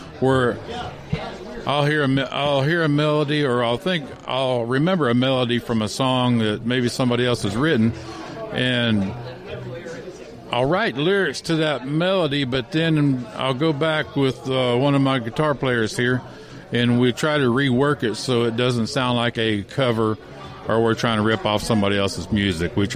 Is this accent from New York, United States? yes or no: no; Phoenix, Arizona, United States; now in Florida, United States; I'm originally from Phoenix, Arizona, and I moved down to Florida in about 1983.